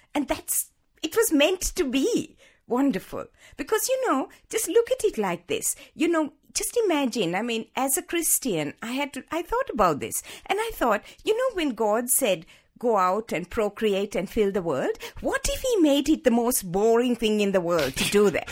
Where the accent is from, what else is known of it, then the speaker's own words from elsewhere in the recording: Sri Lanka; moved away as an adult; also born or lived in Hawaii; I was born in Sri Lanka, in the tea plantations of Sri Lanka, sixty-five years ago